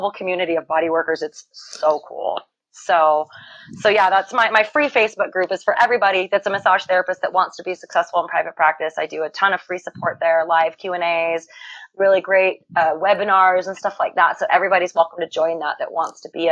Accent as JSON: {"language": "English", "country": "United States", "said": "I'm an American"}